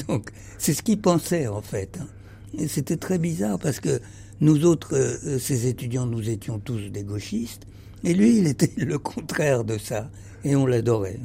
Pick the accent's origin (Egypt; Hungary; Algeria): Egypt; moved away; je suis né en Égypte et, et euh, je pense que ma famille était en Égypte depuis toujours.